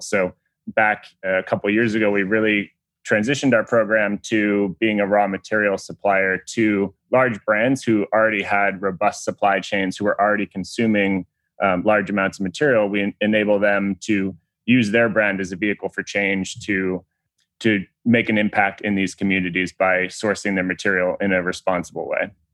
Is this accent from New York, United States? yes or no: yes; Long Island, New York, United States; I grew up in Long Island, New York